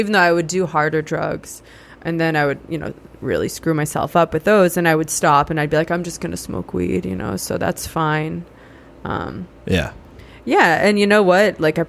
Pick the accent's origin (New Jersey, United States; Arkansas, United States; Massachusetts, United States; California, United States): Massachusetts, United States; Sharon; So I grew up in Sharon, Massachusetts.